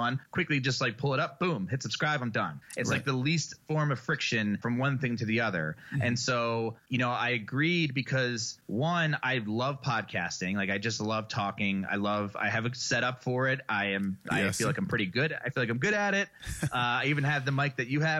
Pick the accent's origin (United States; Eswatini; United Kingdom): United States; Philadelphia, Pennsylvania; moved away as an adult; now in Boulder, United States; I'm from Philly